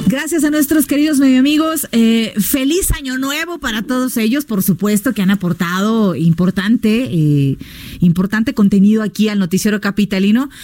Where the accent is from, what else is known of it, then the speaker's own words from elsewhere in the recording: Baja California Sur, Mexico; now in Mexico City, Mexico; Yo soy de Baja California